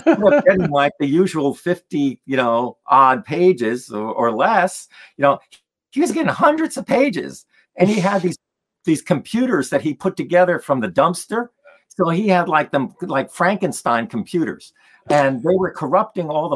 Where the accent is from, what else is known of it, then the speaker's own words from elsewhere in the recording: New Jersey, United States; also born or lived in Poland; a young kid growing up in New Jersey